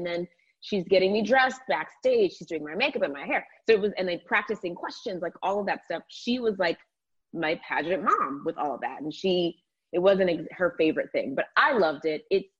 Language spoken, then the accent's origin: English; Georgia, United States; But no, I absolutely loved my childhood and growing up in the South. There's just something so special about Southern hospitality and the air in Georgia when it's not pollen season